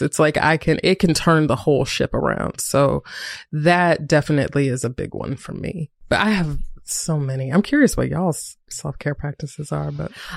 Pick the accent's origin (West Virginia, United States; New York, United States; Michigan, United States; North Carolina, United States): North Carolina, United States; Greensboro; moved away as an adult; also born or lived in Durham, North Carolina; I was living in Durham, North Carolina, but I'm from Greensboro, North Carolina